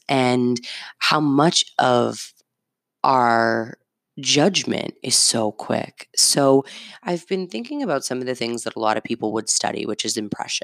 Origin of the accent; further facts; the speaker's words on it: Medford, Massachusetts, United States; I have a zip code of the city I grew up in. Shout out Medford.